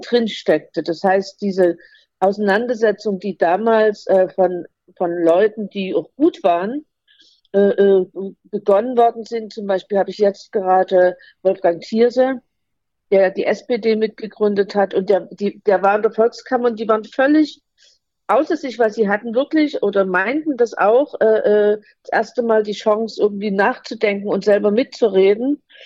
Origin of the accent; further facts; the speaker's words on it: Germany; moved away as an adult; Also ich sehe mich schon als Ostdeutsche, denn ich habe äh, äh, insgesamt 38 Jahre dort gelebt